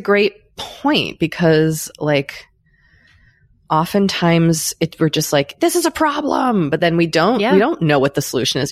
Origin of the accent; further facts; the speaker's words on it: United States; speaking as an American